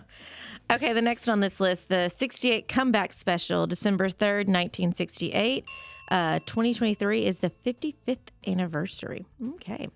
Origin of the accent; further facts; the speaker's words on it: Collierville, Tennessee, United States; I'm from Memphis